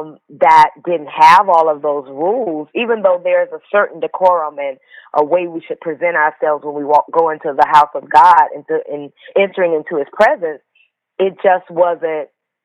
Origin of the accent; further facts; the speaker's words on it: Atlanta, Georgia, United States; So I grew up in the city of Atlanta in a little area called Pool Creek. It wasn't the best